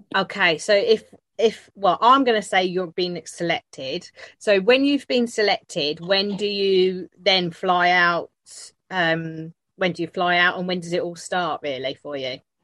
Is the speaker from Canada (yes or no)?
yes; Canada; as a Canadian